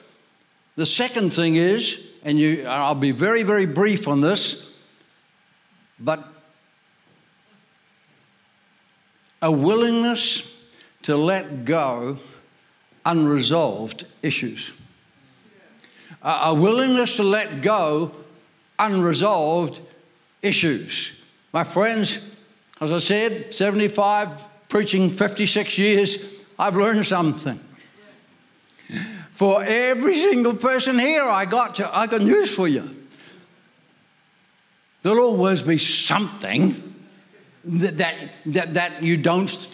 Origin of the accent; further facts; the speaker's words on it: Ireland; I'm Irish, I was born there